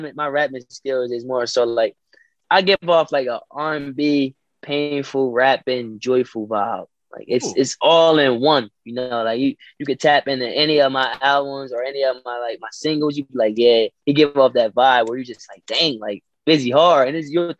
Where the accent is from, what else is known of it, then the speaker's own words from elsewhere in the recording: Delaware, United States; where I come from Delaware, we get overlooked. You know, we a small town, small city.